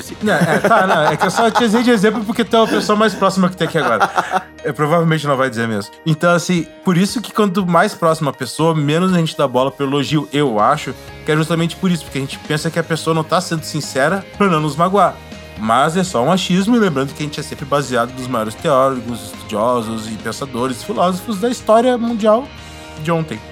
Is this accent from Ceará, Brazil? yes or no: no; Porto Alegre, Rio Grande do Sul, Brazil; moved away; lá da onde eu vim, em Porto Alegre